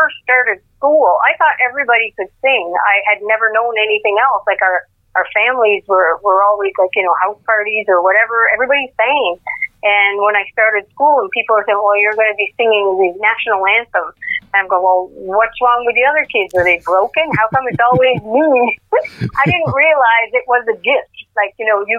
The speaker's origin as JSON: {"language": "English", "town": "Baie-Sainte-Anne", "region": "New Brunswick", "country": "Canada", "tie": "born or raised there", "said": "I was born and raised in downtown Bay St. Anne, and I graduated from James M. Hill in 1978."}